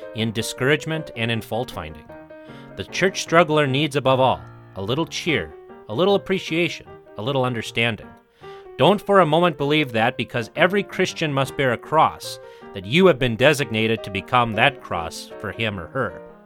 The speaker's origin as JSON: {"language": "English", "country": "United States", "tie": "born or raised there", "said": "where I grew up in the United States"}